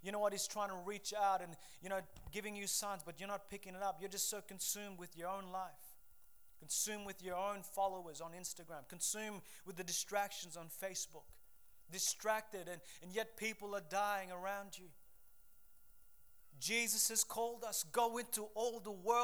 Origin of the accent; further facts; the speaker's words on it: Papua New Guinea; moved away; I grew up in Papua New Guinea